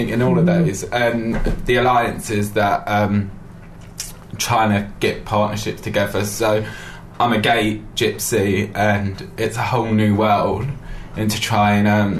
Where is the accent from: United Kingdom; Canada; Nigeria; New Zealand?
United Kingdom; England; I'm a English traditional gypsy